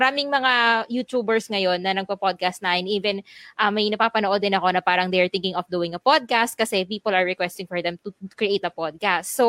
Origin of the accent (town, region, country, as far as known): Philippines